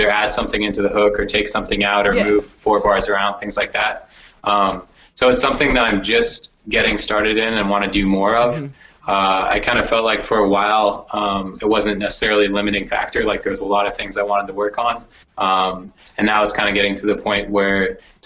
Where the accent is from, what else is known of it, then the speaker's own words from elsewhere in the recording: Oregon, United States; also born or lived in Los Angeles; now in San Francisco, United States; I grew up in the Northwest in Oregon.